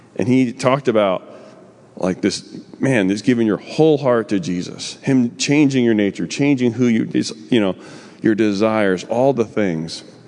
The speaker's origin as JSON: {"language": "English", "region": "New Jersey", "country": "United States", "said": "I'm from New Jersey."}